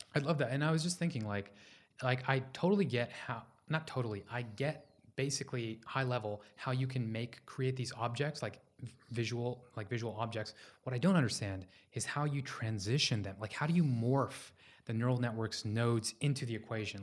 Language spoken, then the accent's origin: English; Houston, Texas, United States; I was born in Houston, Texas.